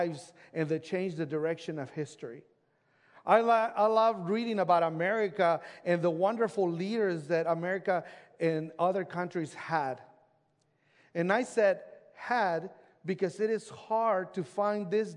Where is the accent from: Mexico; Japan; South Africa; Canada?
Mexico; now in United States; I grew up in Mexico, and that's where my brother lives